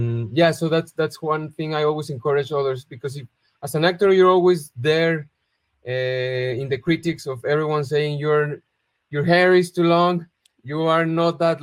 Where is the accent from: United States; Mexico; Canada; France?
Mexico; Guadalajara, Jalisco; born or raised there